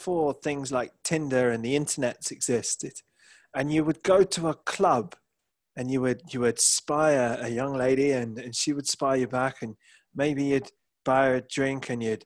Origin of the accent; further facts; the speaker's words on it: England, United Kingdom; as an Englishman